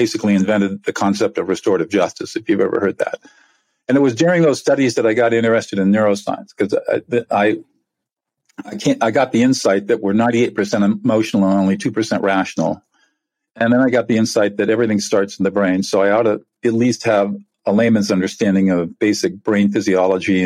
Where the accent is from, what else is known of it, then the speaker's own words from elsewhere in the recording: California, United States; I'm from California. I'm a California native